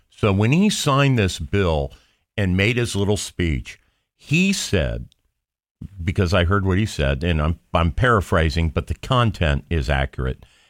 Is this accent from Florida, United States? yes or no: no; Johnstown, Ohio, United States; I'm from Johnstown, which is at the intersection of two state routes, 37 and 62